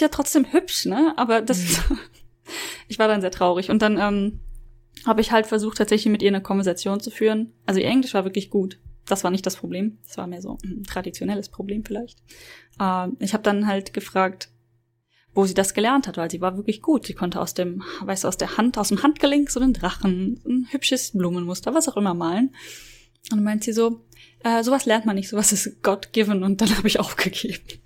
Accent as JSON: {"language": "German", "country": "Germany", "said": "als, als Deutsche"}